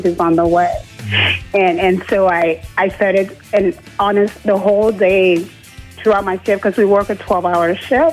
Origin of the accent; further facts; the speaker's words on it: Liberia; moved away as an adult; now in Kitchener, Canada; I'm actually born and raised in Liberia